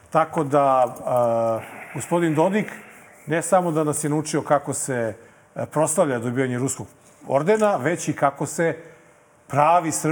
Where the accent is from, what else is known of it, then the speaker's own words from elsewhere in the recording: Serbia; Jer mi kao Srbi imamo čak dva predsednika